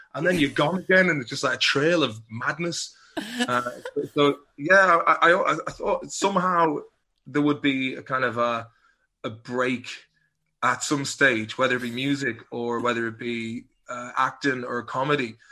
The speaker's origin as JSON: {"language": "English", "town": "Swinford", "region": "Connacht", "country": "Ireland", "also_born_or_lived": "Liverpool", "said": "being from Swinford"}